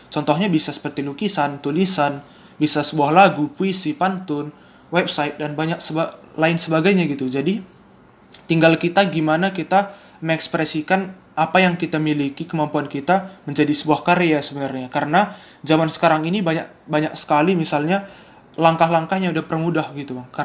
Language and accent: Indonesian; Medan, North Sumatra, Indonesia; Aku seorang mahasiswa, uh, asalku dari Sumatera Utara, Medan.